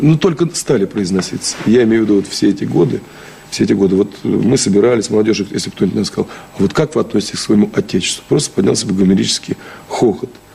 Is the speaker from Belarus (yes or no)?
no; Shchyokino, Tula Oblast, Russia; now in Moscow, Russia; Щекин как раз в 200 километрах от Москвы и находится, И там родился